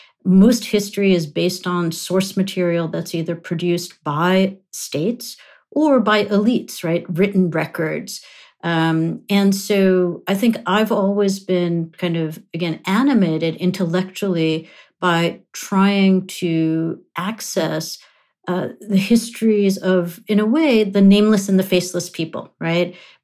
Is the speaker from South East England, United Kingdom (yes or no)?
no; London, United Kingdom; also born or lived in Nairobi, Kenya / New York, United States; I was born in Nairobi, Kenya, grew up in London and New York, but in a Punjabi-speaking household.